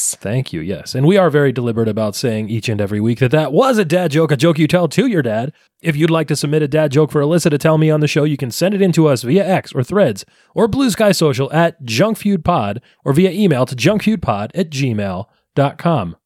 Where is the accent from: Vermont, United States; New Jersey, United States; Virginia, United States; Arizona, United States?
New Jersey, United States; now in North Jersey, United States; when I was a kid growing up in South Jersey